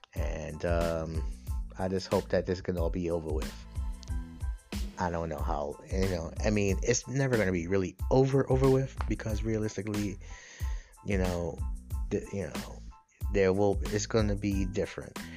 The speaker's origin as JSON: {"language": "English", "region": "New York", "country": "United States", "said": "I'm from New York, I'm in the city"}